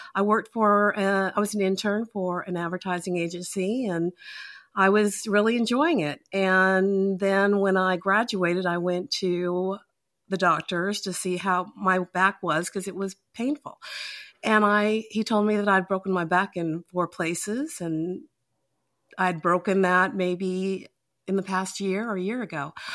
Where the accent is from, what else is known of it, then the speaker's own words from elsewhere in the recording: Utah, United States; now in Georgia, United States; I'm originally from Utah